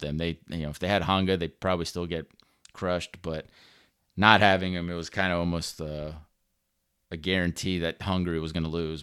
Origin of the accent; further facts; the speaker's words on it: Orlando, Florida, United States; I'm born and raised in Orlando